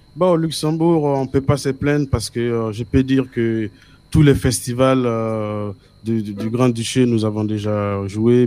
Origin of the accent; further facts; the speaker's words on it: Burkina Faso; French is a second language; je viens d'Afrique, de Burkina Faso